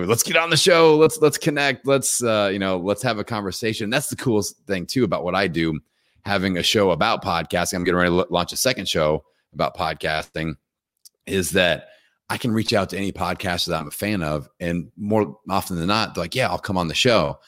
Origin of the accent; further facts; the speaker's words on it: Indiana, United States; I'm from Indiana